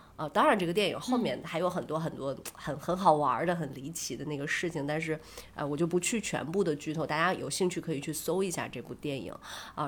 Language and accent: Chinese; Shandong, China; 而且是用我们山东话去讲的